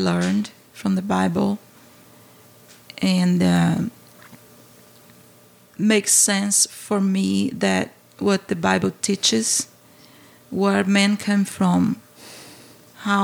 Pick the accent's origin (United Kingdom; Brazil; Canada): Brazil; English is a second language; moved away as an adult; now in St. Louis, United States; growing up in Brazil